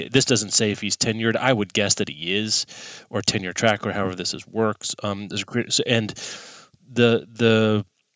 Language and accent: English; Kansas, United States; as a kid growing up in Kansas, also known as the sweltering